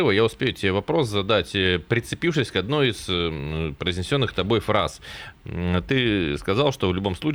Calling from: Tolmachevo, Novosibirsk Oblast, Russia; Я из Толмачева, а в администрацию АБИ позвонил

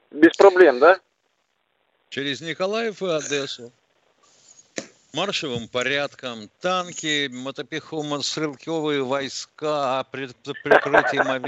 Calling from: Yekaterinburg, Sverdlovsk Oblast, Russia; из Екатеринбурга, здрасте.

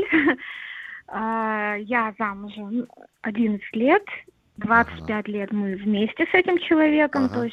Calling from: Saint Petersburg, Russia; я из Питера.

